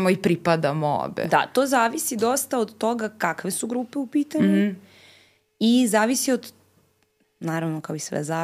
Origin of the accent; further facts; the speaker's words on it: Serbia; ja sam Srpkinja